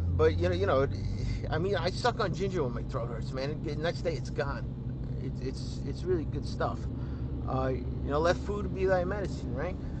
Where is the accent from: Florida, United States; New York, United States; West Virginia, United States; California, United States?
New York, United States; New York City; accent: Brooklyn; the Brooklyn, it comes out sometimes